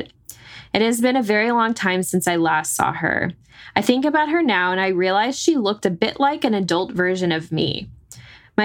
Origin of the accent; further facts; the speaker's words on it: North Texas, United States; growing up in North Texas